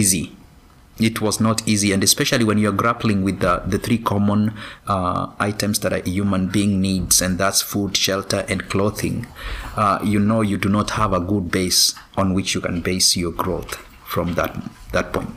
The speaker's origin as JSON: {"language": "English", "country": "Kenya", "tie": "born or raised there", "moved": "yes", "lives_now": "United States", "said": "I grew up in Kenya."}